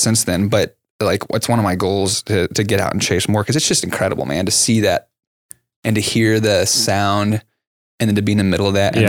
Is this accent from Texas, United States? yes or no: yes; Lancaster, Texas, United States; That's where I grew up in Lancaster, right down there.